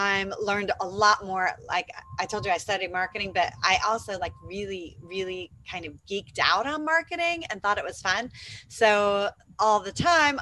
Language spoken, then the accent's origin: English; Atlanta, Georgia, United States; moved away as an adult; now in Panama; I'm from Atlanta, Georgia